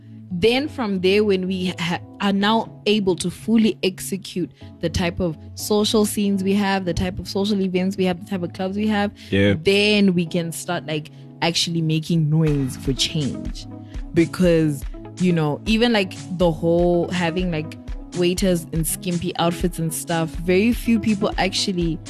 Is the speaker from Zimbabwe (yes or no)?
yes; Zimbabwe; as Zimbabweans